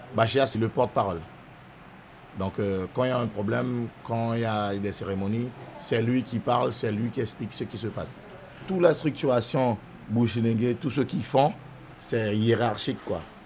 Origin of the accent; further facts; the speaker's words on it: Saint-Laurent-du-Maroni, French Guiana; Je suis né à Saint-Laurent-du-Maroni, grandi à Saint-Laurent-du-Maroni